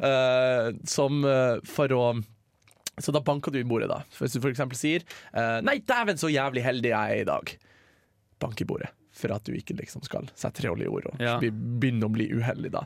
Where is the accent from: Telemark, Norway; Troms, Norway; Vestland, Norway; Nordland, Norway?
Nordland, Norway; Hamarøy; moved away; min hund hjemme på Hamarøy, uh, som jeg kun ser uh, i feriene